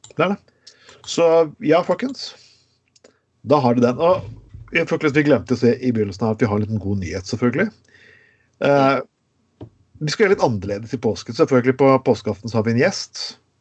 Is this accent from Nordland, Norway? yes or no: no; Skien, Telemark, Norway; moved away; jeg kom fra Skien